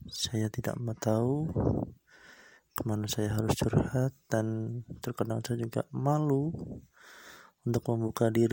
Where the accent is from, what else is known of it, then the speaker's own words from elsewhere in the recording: Batang, Central Java, Indonesia; Saya berasal dari Kabupaten Batang, Jawa Tengah.